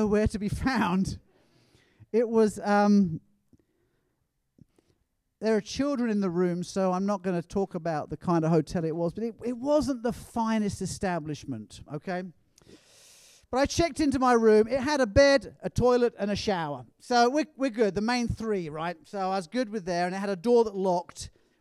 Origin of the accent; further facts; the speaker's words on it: England, United Kingdom; being an Englishman